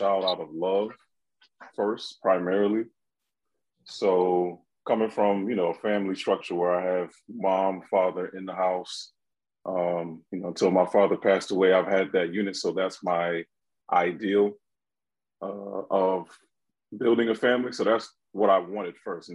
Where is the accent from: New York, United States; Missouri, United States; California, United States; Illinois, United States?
New York, United States; Rochester; originally from Rochester, New York